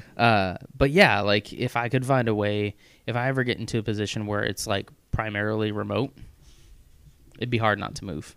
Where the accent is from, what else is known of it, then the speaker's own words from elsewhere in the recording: Missouri, United States; moved away; I grew up in in Missouri